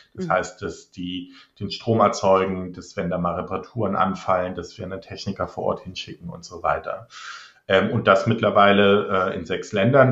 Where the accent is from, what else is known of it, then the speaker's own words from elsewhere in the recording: near Trier, Rhineland-Palatinate, Germany; also born or lived in Australia / Netherlands (half Dutch); bei den Stadtwerken in Trier, ähm, das ist in der Nähe von meiner Heimat